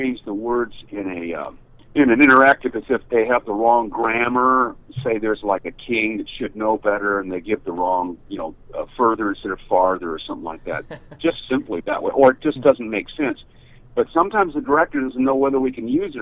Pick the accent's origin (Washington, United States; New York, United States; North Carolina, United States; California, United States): Washington, United States; Seattle; moved away as an adult; also born or lived in Idaho; now in Los Angeles, United States; I'm a Westerner. I grew up in Seattle, Washington State, and Idaho